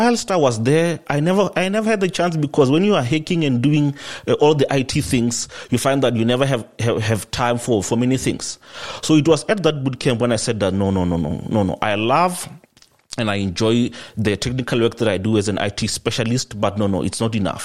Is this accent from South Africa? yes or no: yes; South Africa; I grew up here in South Africa